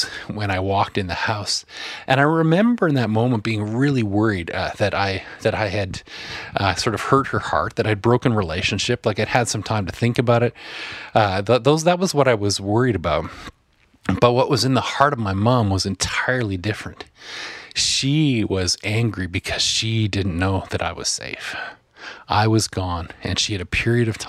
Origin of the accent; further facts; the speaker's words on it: Asquith, Saskatchewan, Canada; the little house that I grew up in Asquith, Saskatchewan